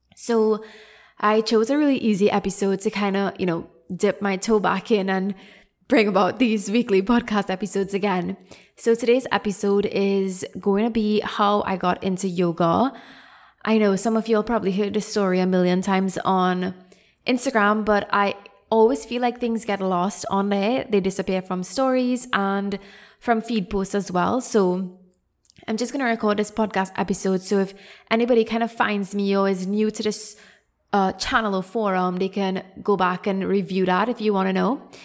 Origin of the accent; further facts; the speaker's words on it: Trinidad & Tobago; moved away as an adult; also born or lived in Canada; I came back to Trinidad, which is my home country